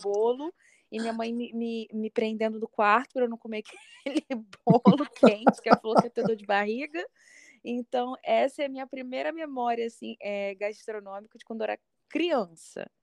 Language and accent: Portuguese; Niterói, Rio de Janeiro, Brazil; Sou, sou carioca da gema